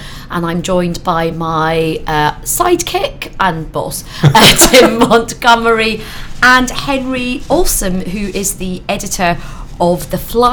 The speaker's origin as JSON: {"language": "English", "town": "Glasgow", "region": "Scotland", "country": "United Kingdom", "tie": "born or raised there", "moved": "yes", "lives_now": "London, United Kingdom", "said": "I was brought up in Glasgow."}